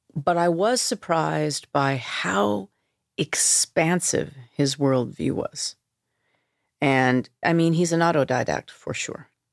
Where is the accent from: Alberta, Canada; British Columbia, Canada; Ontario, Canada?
British Columbia, Canada; Vancouver; moved away; growing up in Vancouver, in suburban Vancouver